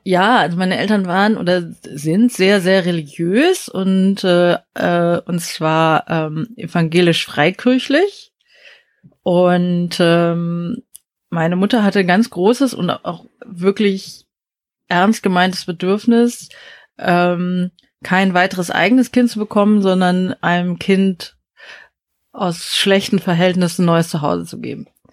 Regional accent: Berlin, Germany; also born or lived in South Korea / Osnabrück / United States; aus Berlin

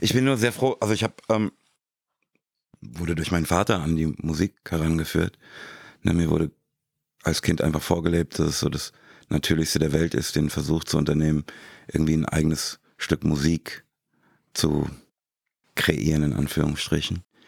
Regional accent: Frankfurt, Hesse, Germany; moved away; Ich komme direkt aus Rödelheim

